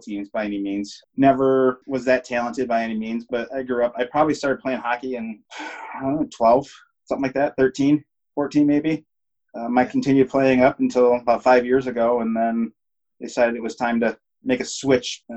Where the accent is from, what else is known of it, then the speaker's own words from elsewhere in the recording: Traverse City, Michigan, United States; moved away as an adult; also born or lived in Portland / Denver; I'm born and raised in Traverse City